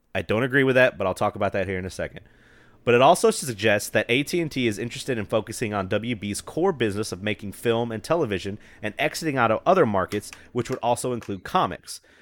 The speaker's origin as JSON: {"language": "English", "area": "the Bible Belt", "region": "the South", "country": "United States", "tie": "born or raised there", "said": "I'm right in the middle of it"}